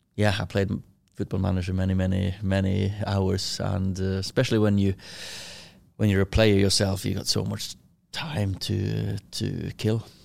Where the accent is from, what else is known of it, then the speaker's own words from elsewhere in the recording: Kristiansund, Møre og Romsdal, Norway; moved away as an adult; now in Manchester, United Kingdom; I was born in Christensen, little, uh, fishing village or a city, town, whatever you wanna call it, uh, twenty-five thousand. I lived in, um, house with, uh, me, with my sister, four years younger than me, mum and dad